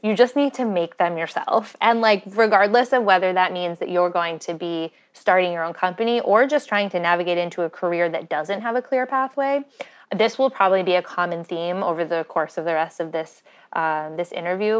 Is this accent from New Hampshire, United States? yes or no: yes; Windham, New Hampshire, United States; I grew up in Wyndham, New Hampshire, which is in southern New Hampshire